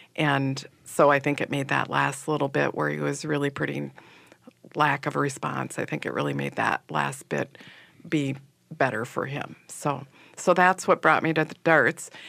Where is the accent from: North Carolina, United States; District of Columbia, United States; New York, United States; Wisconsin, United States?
Wisconsin, United States; Manitowoc; now in Minneapolis, United States; I grew up in Manitowoc, Wisconsin, which is on Lake Michigan